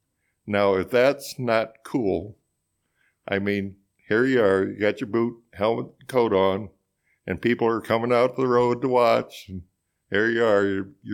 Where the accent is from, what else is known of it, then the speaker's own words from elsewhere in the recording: Couch, Missouri, United States; Well, I grew up on a dairy farm southeast of town, and my dad milked cows there